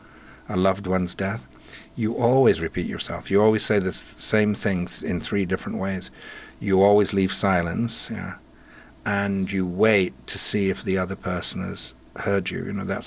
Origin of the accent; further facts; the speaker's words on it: Yorkshire and the Humber, United Kingdom; now in Pacific Northwest, United States; I grew up in Yorkshire of an Irish mother with two linguistic rivers joining together